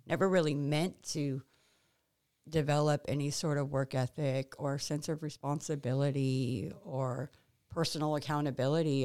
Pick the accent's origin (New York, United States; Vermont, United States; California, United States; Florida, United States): California, United States; also born or lived in New Orleans, Louisiana / Hollywood; now in Mississippi, United States; we moved to California when I was six years old